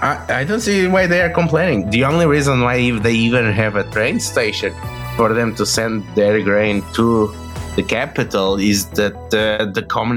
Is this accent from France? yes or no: yes; Paris, Île-de-France, France; born there; Well, yeah. Well, I was born in Paris.